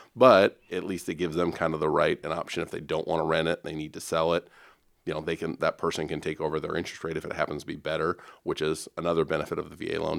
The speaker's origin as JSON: {"language": "English", "town": "Dubuque", "region": "Iowa", "country": "United States", "tie": "born or raised there", "moved": "as an adult", "lives_now": "Omaha, United States", "said": "born and raised in Iowa myself, uh, in Dubuque"}